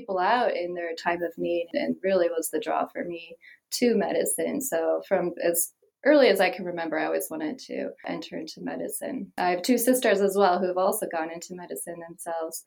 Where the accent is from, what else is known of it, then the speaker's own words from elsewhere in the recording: outside of Milwaukee, Wisconsin, United States; now in Las Vegas, United States; I grew up in Wisconsin, outside of Milwaukee.